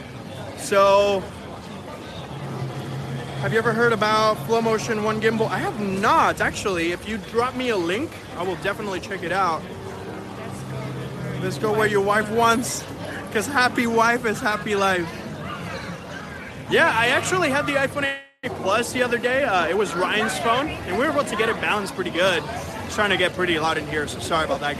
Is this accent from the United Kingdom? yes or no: no; Puerto Rico; moved away; I'm from Puerto Rico, but I live here now.